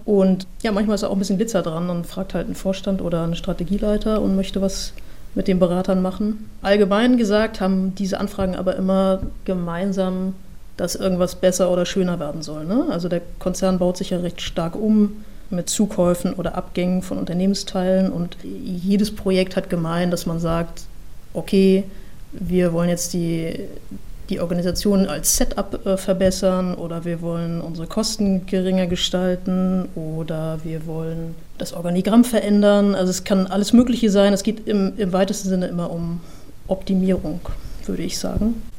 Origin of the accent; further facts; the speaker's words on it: Mecklenburg-Vorpommern, Germany; Ich komme aus Mecklenburg-Vorpommern. Ja, also ich komme aus einer, einer, sehr ruhigen Gegend, nahe der Ostsee.